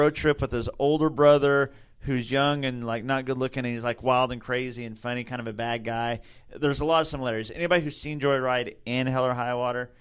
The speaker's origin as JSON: {"language": "English", "region": "Oklahoma", "country": "United States", "said": "we're from Oklahoma"}